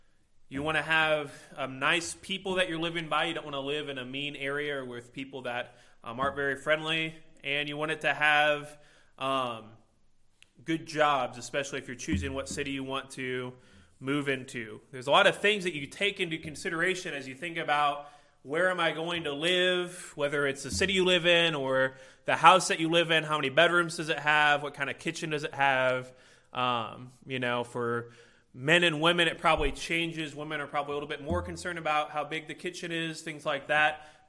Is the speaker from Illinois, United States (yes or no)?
yes; Illinois, United States; now in Indiana, United States; I came from Illinois and I moved to Indiana, and one of those states is better than the other one